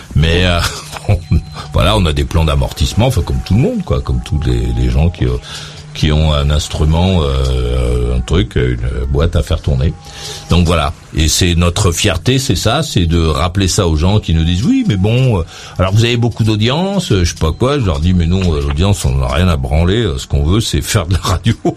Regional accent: France; chez nous, en France

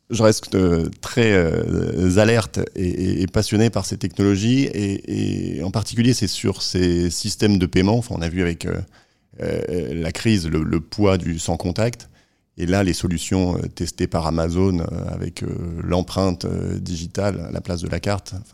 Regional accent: Caen, Normandy, France; also born or lived in Lille; géographiquement, je suis originaire du nord de la France, de Lille. Mais après, j'ai pas mal euh, bourlingué, euh, grandi à Caen, étudié à Nantes, commencé à travailler à Paris.

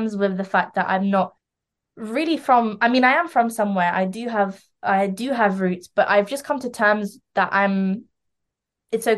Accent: London, United Kingdom; also born or lived in Lithuania; I was raised in London

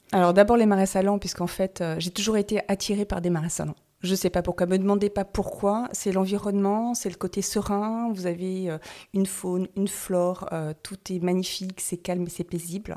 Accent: Brittany, France; also born or lived in Paris / Toulouse / Germany / Normandy; now in Noirmoutier-en-l'Île, France; je suis bretonne

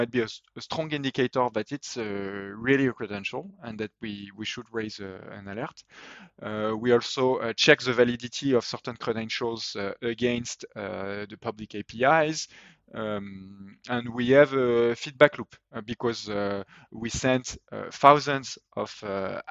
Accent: France; accent: French; English is a second language; my French accent

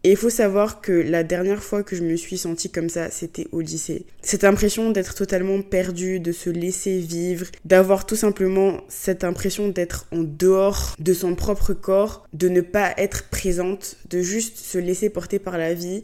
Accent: Abidjan, Côte d’Ivoire; now in Paris, France; chez moi, à Abidjan

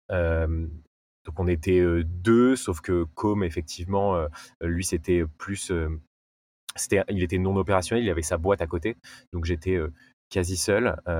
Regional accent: Nice, Provence-Alpes-Côte d'Azur, France; euh, j'ai 28 ans, je suis niçois

